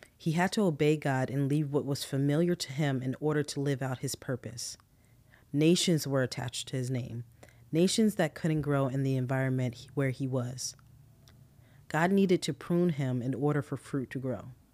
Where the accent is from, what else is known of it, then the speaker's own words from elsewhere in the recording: New Jersey, United States; moved away as an adult; I'm originally from New Jersey, and that's all I've ever known for twenty-four years